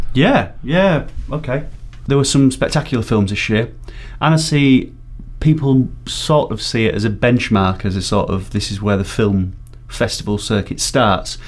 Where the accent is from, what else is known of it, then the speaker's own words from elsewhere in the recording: Barnsley, Yorkshire and the Humber, United Kingdom; my pronunciation is terrible. I'm from Barnsley